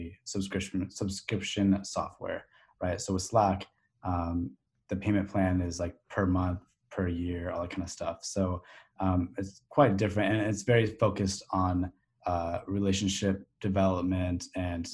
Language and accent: English; Sacramento, California, United States; now in Arizona, United States; Growing up in Sacramento